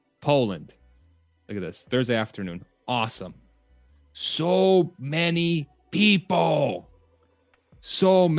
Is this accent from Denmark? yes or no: no; Spain; moved away; I was born in Spain